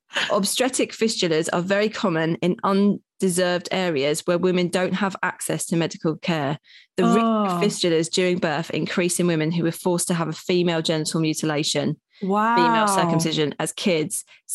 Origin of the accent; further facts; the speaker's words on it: New York City, New York, United States; So I'm a paediatrician from New York City